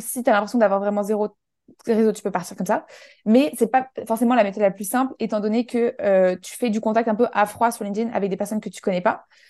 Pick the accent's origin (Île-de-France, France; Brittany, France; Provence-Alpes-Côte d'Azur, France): Provence-Alpes-Côte d'Azur, France; Menton; moved away as an adult; also born or lived in Paris; j'ai grandi dans le sud de la France, à côté de, de la frontière italienne, ça s'appelle Menton